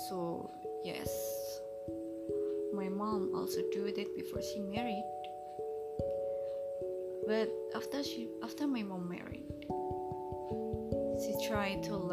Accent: Indonesia; from Indonesia.

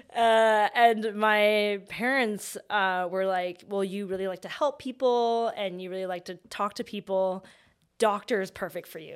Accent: Vancouver, British Columbia, Canada; I grew up in Vancouver

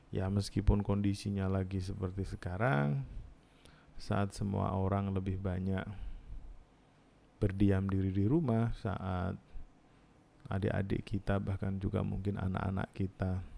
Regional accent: Jepara, Central Java, Indonesia; born there; saya lahir di Jepara, teman-teman mungkin hmm, sudah pernah mendengar nama kota Jepara biasanya identik dengan mebel

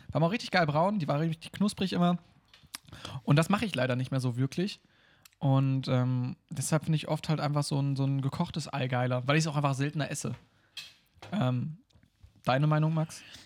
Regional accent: Germany; als Deutscher

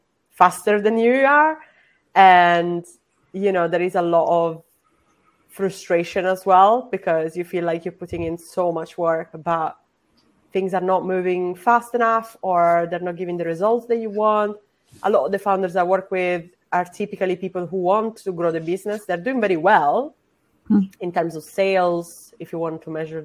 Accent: Sicily, Italy; I'm also non-binary and I'm from Sicily.

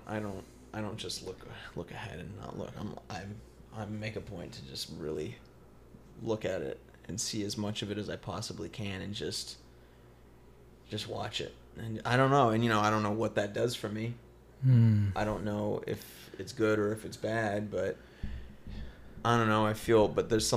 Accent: Apple Valley, California, United States; also born or lived in Victorville; now in Los Angeles, United States; I'm technically from Apple Valley

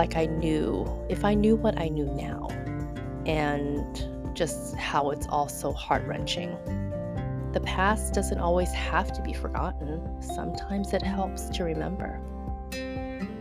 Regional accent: Houston, Texas, United States; first language Chinese; moved away as an adult; now in San Francisco, United States; back in my teenage days, back in Houston, Texas, I watched every Chinese drama

